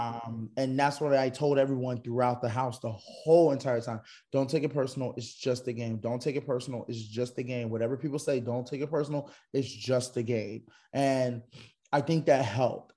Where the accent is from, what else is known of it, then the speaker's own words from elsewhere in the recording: Philadelphia, Pennsylvania, United States; I'm from Philly